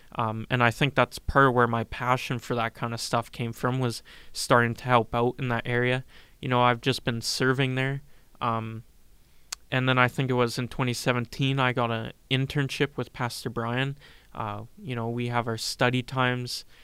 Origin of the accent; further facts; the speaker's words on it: Regina, Saskatchewan, Canada; I'm from Regina, Saskatchewan, lived here all my life.